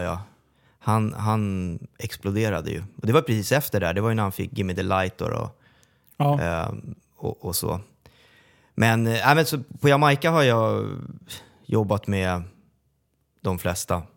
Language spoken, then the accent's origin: Swedish; Sollentuna, Stockholm County, Sweden; Som är från Sollentuna också, som, som jag.